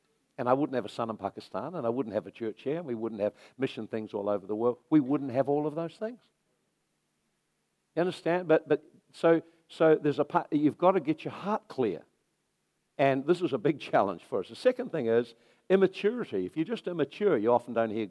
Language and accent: English; Napier, Hawke's Bay, New Zealand; now in Hastings, New Zealand; I'm from Napier